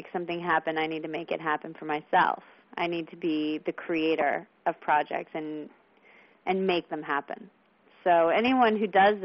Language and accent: English; San Francisco, California, United States; now in Santa Monica, United States; I'm from San Francisco. So I'm going home to where it is really cold in San Francisco.